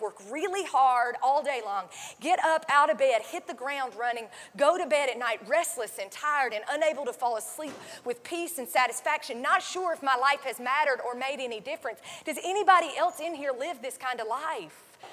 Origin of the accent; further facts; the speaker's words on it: North Carolina, United States; I am from North Carolina